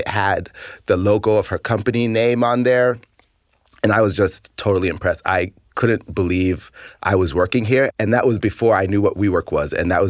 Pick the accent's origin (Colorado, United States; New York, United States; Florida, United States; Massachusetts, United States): Massachusetts, United States; Boston; moved away as an adult; also born or lived in San Francisco; I'm originally from Boston, Massachusetts, and I was born and raised there.